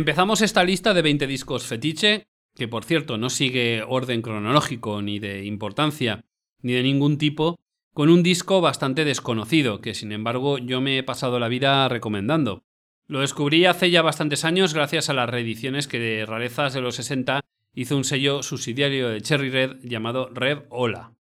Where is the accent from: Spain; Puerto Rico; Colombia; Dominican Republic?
Spain; Valencia, Valencian Community; mi tierra, Valencia.